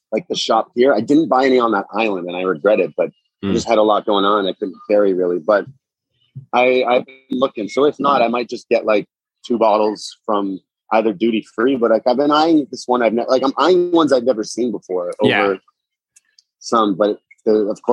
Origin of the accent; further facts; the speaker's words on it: Toronto, Ontario, Canada; I'm Canadian. I'm from Toronto